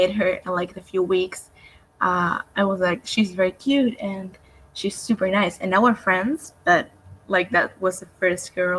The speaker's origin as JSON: {"language": "English", "region": "Buenos Aires", "country": "Argentina", "said": "I'm from Argentina, Buenos Aires"}